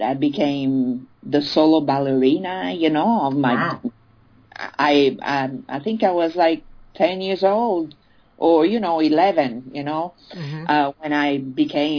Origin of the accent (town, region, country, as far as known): Italy; born or raised there; also born or lived in France